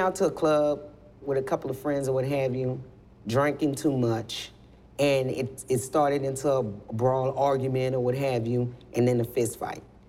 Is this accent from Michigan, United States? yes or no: no; New Orleans, Louisiana, United States; moved away; I'm from originally from New Orleans, Louisiana. So I've been through Katrina.